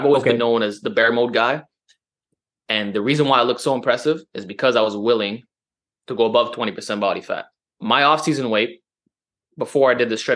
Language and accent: English; Montreal, Quebec, Canada; accent: New York Italian; I'm from Montreal